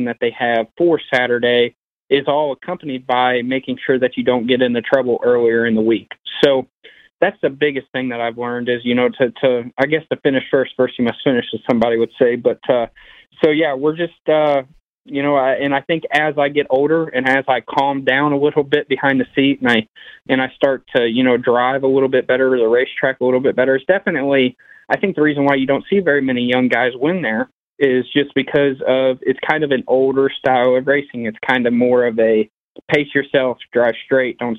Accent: Brownstown, United States; growing up around Brownstown

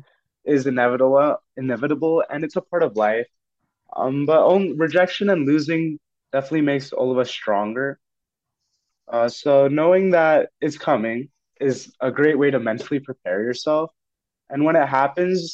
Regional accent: Fremont, California, United States; I come from Fremont, California, and went to Mission San Jose High School

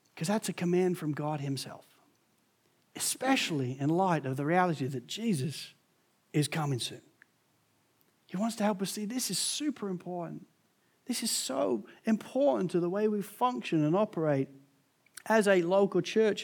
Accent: England, United Kingdom; also born or lived in United States; being English

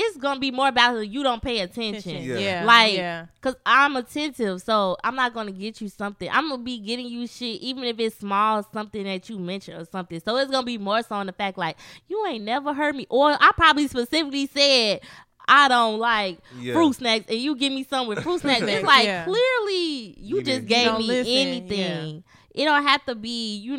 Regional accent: Chicago, Illinois, United States; I'm from Chicago

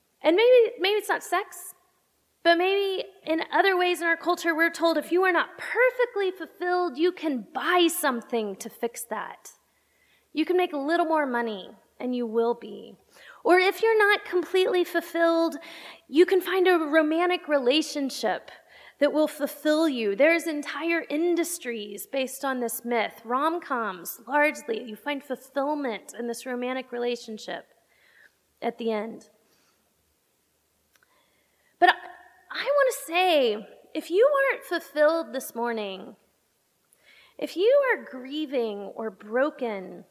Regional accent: Texas, United States; now in Pittsburgh, United States; I'm from Texas, and so I call myself a Texile because I'm an exile from Texas. And I get homesick.

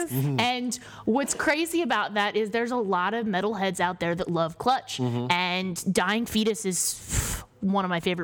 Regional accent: Kansas City, United States; now in New York, United States; when I was growing up in Kansas City

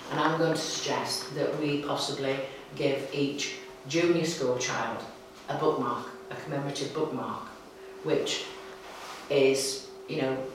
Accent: Ireland; I am an Irishman.

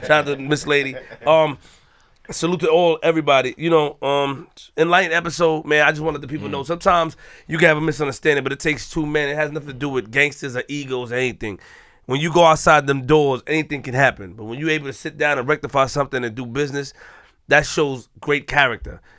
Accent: New York City, New York, United States; I'm from Queens

